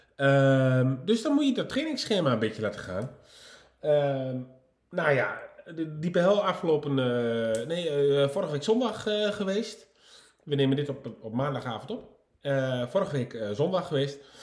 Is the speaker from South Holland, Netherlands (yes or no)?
no; Nijverdal, Overijssel, Netherlands; moved away; ik kom van oorsprong uit Nijverdal